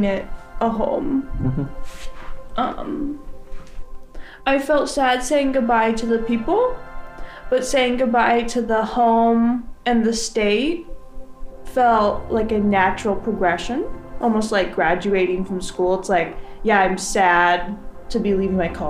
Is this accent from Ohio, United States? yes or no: no; Oregon, United States; also born or lived in San Jose, California; now in Seattle, United States; my neighborhood growing up in Oregon.